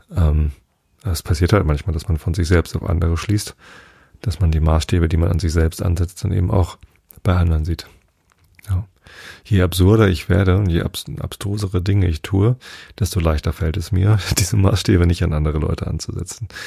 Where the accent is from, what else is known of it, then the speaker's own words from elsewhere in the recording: Germany; als Deutscher